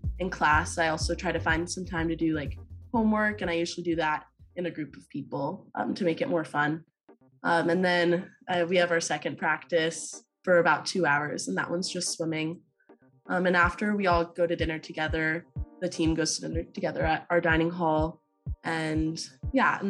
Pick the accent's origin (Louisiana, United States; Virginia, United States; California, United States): Virginia, United States; Clifton; My hometown is Clifton, Virginia